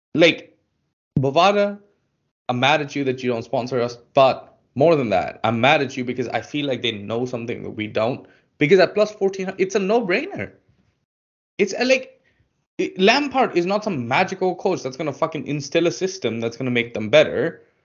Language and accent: English; India; I'm from India